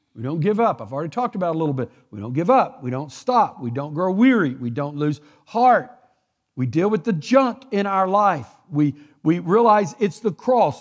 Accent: Texas, United States; I'm from Texas. We talk like this

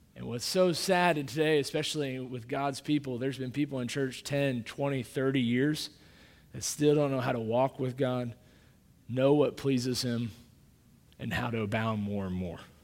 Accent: Kansas City, Missouri, United States; moved away; I grew up in Kansas City, uh, that, Missouri, that's where I grew up

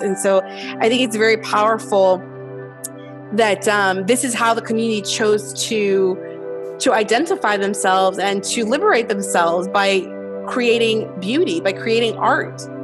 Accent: Los Angeles, California, United States; growing up in Los Angeles

